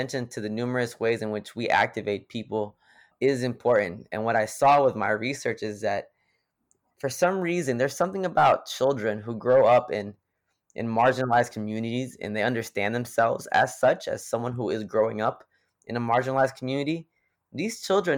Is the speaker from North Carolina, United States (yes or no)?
yes; Greensboro, North Carolina, United States; I'm from Greensboro, North Carolina